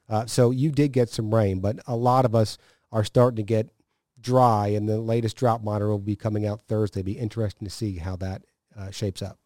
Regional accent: upstate New York, United States; moved away; growing up in upstate New York

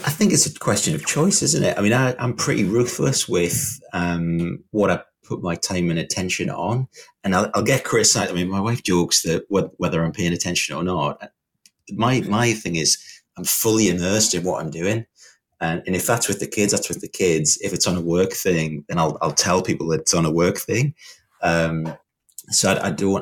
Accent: the Northeast, North East England, United Kingdom; I was from the Northeast, um, quite a, um, I don't know, like a tough environment to grow up

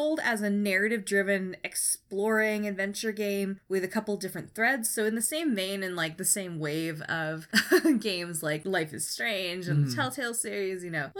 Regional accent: East Bay, Northern California, United States; I grew up in the East Bay, which is not a small town.

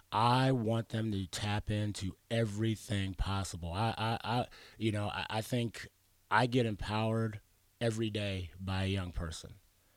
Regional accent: Arizona, United States; also born or lived in Pittsburgh / Washington / New Mexico; I was born in Pittsburgh, lived in Washington State, New Mexico, and I claim coming from Arizona because that's where they brought me kicking and screaming from.

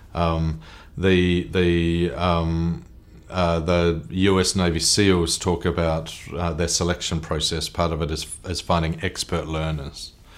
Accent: New Zealand; I'm a Kiwi, I'm a New Zealander

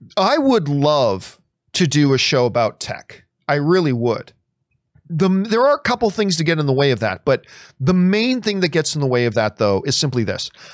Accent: Hamilton, Ontario, Canada; now in Los Angeles, United States; Hamilton, Ontario, Canada is my favorite place in the world

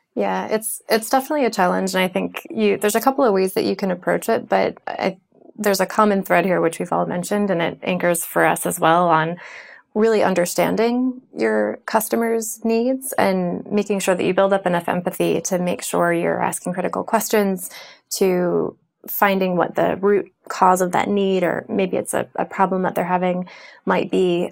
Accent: United States; I'm American

